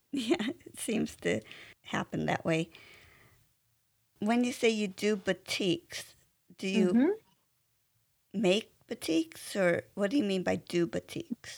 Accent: California, United States; I grew up in California

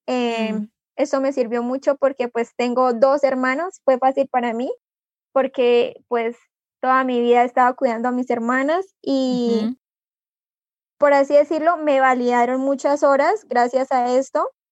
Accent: Vado Real, Santander, Colombia; also born or lived in Moniquirá; me llevaron para eh, Real, que es el pueblo donde viven mis abuelos y donde yo viví durante 15 años de mi vida

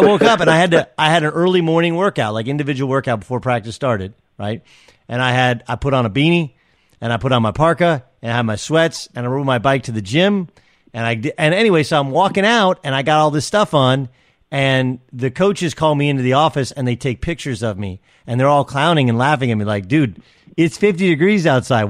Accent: Southern California, United States; moved away as an adult; I grew up in Southern California

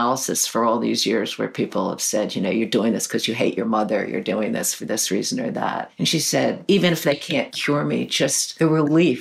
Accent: New York, United States; I grew up in Greenwich Village.

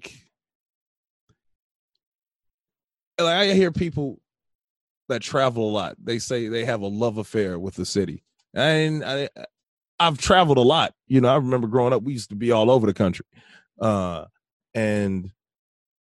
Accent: Merrillville, Indiana, United States; I remember growing up in Maryville, being in Indiana, Northwest Indiana

